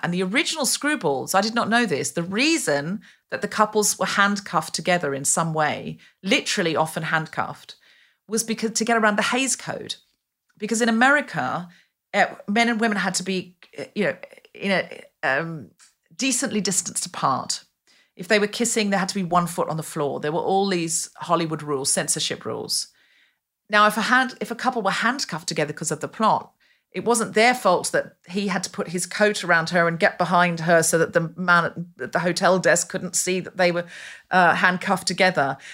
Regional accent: Australia; moved away; I was raised in Australia

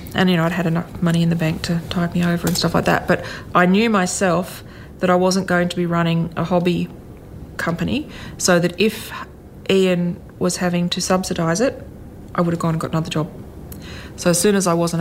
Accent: Canberra, Australian Capital Territory, Australia; I grew up in Canberra.

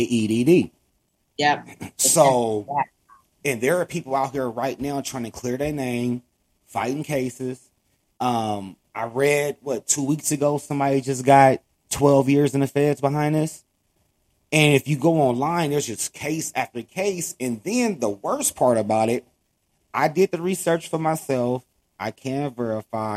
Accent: Los Angeles, California, United States; I grew up in Watts, um, which is in Los Angeles, California.

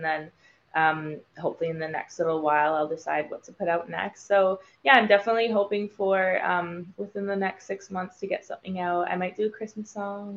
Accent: Vancouver, British Columbia, Canada; now in Los Angeles, United States; I'm from Vancouver, Canada originally, so I do want to go back home

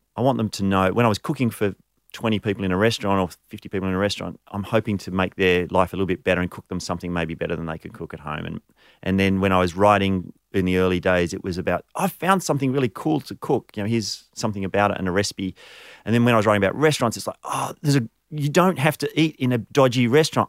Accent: Canberra, Australian Capital Territory, Australia; also born or lived in Abergavenny, Wales; I grew up in Canberra, but I was actually born overseas. So I was born in the U K.

